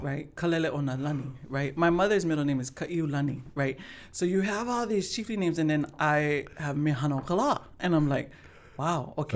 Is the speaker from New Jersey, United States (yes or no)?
no; Honolulu, Hawaii, United States; also born or lived in Aliamanu; I'm from Pololo Valley, and so all my, all Hana went to Kamuki